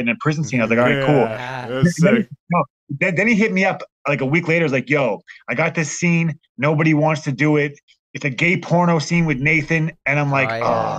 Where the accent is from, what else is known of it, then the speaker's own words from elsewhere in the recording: Halifax, Nova Scotia, Canada; me and Pat are both from Nova Scotia